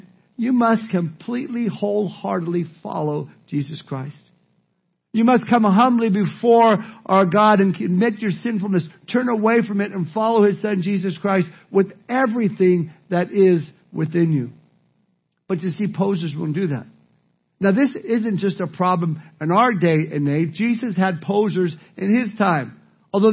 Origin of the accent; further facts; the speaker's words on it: Southern California, United States; Growing up in Southern California and spending my summers at the beach